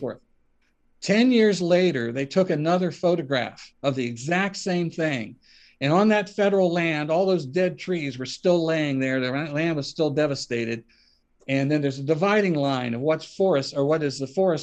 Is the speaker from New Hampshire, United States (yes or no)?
no; Ohio, United States; my hometown in Ohio has a square in the center of town